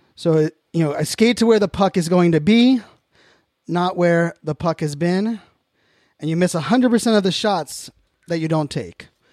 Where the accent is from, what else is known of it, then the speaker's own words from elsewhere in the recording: Pittsburgh, Pennsylvania, United States; born and raised in Pittsburgh